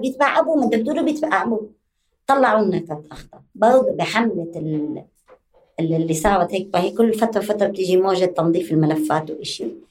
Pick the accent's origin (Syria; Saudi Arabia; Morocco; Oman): Syria; Damascus; moved away as an adult; now in West Bank, Palestine; أهلي لاجئين بال 48 آه، أو بفترة 48 إلى دمشق إلى سوريا وكنت حاملة وثيقة سفر سورية